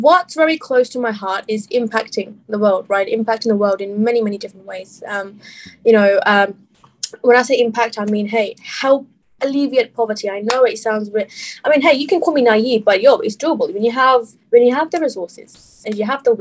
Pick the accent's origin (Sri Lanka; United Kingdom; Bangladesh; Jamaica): Bangladesh; moved away; I'm originally from Bangladesh